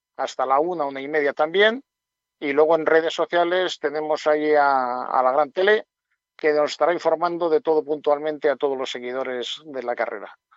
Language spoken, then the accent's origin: Spanish; Urbión area, Castile and León, Spain; es mi tierra y la quiero mucho